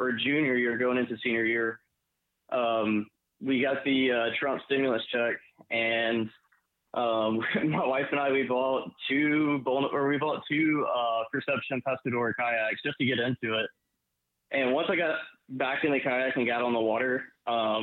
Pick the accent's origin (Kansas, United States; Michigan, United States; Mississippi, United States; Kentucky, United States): Mississippi, United States; Gulf Coast of; moved away as an adult; now in South Carolina, United States; I grew up on the Gulf Coast of Mississippi